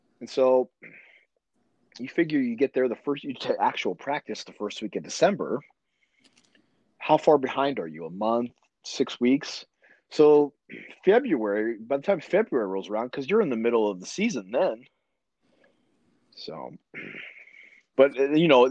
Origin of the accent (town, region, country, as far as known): small Midwest town, United States; born or raised there